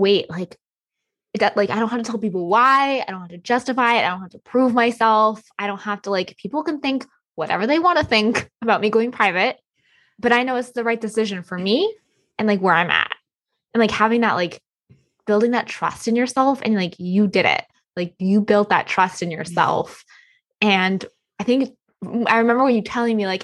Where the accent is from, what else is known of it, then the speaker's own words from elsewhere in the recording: United States; I'm the American lady